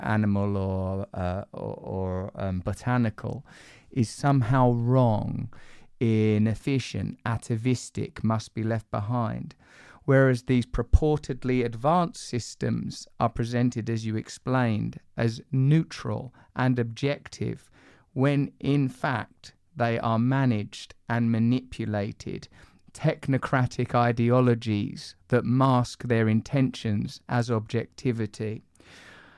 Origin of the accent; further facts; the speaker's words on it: England, United Kingdom; I'm in a Western country, I'm English